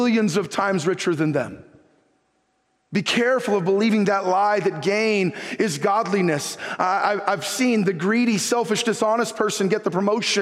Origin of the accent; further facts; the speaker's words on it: Northern California, United States; after growing up in Northern California, born and raised in California